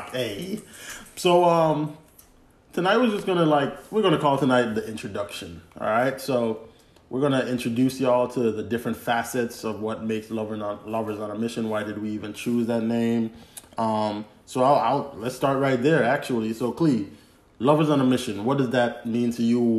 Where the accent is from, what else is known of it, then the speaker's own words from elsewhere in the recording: Glen, U.S. Virgin Islands; so yeah, we grew up in Glen. Uh, literally, if you if you're in the Virgin Islands and you know Glen, the basketball court I lived on one side of the basketball court.